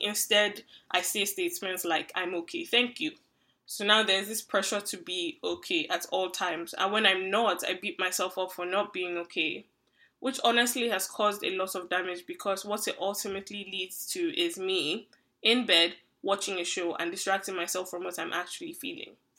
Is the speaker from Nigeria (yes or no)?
yes; Nigeria; now in Canada; I'm a Nigerian who currently lives in Canada, an immigrant